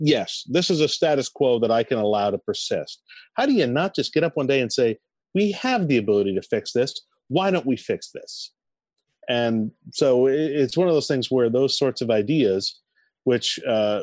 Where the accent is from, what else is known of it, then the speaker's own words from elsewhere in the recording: New England, United States; as a New Englander and as someone, I'm half French myself